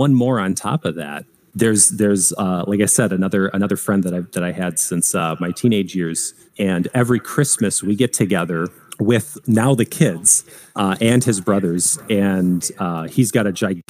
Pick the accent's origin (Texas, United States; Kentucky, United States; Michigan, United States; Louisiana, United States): Michigan, United States; moved away as an adult; also born or lived in Illinois; now in Connecticut, United States; so we're originally from Michigan